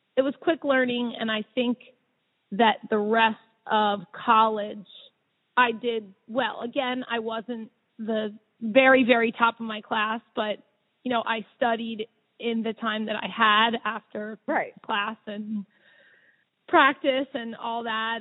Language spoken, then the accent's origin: English; Havertown, Pennsylvania, United States; I grew up right around here. I grew up in Havertown